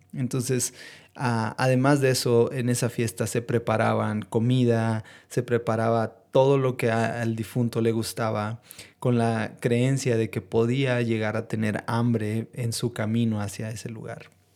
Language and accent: Spanish; northern Mexico, Mexico; son parte de nuestras raíces como mexicanos